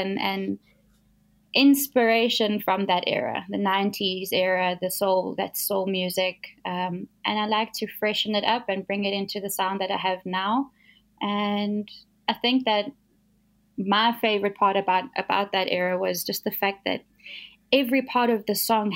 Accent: Johannesburg, Gauteng, South Africa; So I was born in Joburg. I've grown up here my whole life.

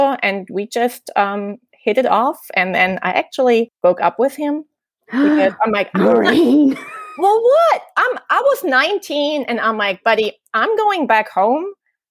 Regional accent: East Germany, Germany; moved away as an adult; now in Tennessee, United States; I kind of like this generation of growing up in East Germany

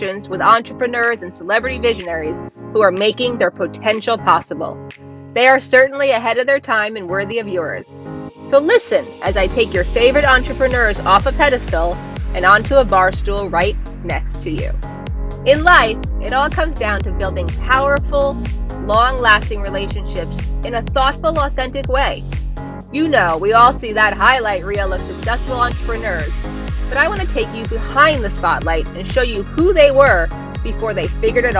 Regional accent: United States; I only grew up like 40 minutes from you

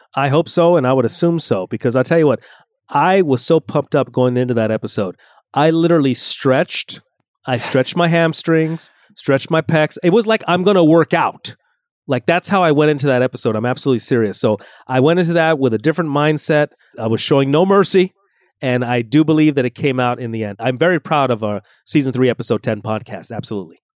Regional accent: Los Angeles, California, United States; I was born and raised in California

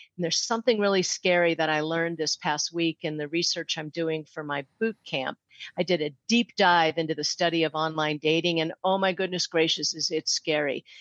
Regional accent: St. Louis, Missouri, United States; moved away; I grew up in St. Louis, so I moved back there

